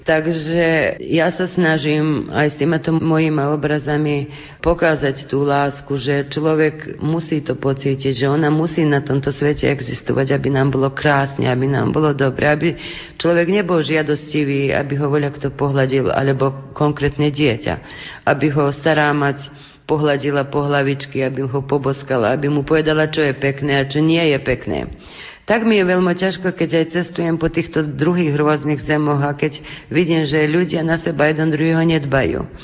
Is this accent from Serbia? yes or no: yes; Kovačica, Vojvodina, Serbia; my sme Slováci v Srbsku